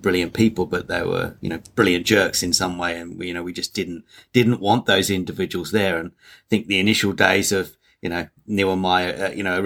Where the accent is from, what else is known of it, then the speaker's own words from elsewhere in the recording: England, United Kingdom; I'm English